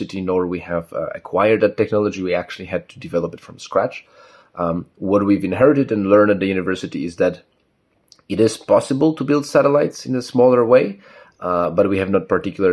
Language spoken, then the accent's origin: English; Katowice, Silesian Voivodeship, Poland; also born or lived in Warsaw; I was born in Katowice originally.